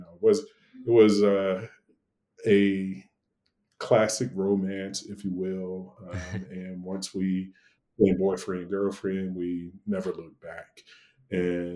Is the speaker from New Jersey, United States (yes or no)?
no; Horse Pasture, Virginia, United States; moved away as an adult; also born or lived in Atlanta, Georgia; I grew up in Horse Pasture, Virginia. It's a little small community right outside of Martinsville, Virginia